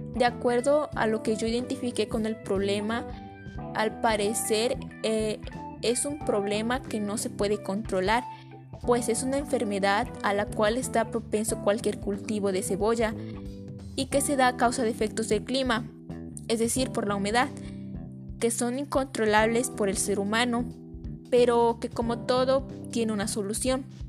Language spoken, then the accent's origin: Spanish; San Antonio Cuayuca, Puebla, Mexico; los cultivos de la cebolla de mi comunidad